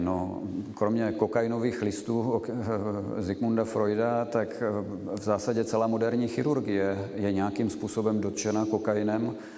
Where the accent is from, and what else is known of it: Czechia